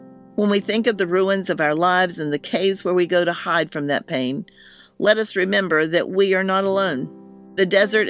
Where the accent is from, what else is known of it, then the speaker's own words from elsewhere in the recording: Hillsborough, North Carolina, United States; I grew up in Hillsboro, North Carolina, a town that is incredibly proud of its historical past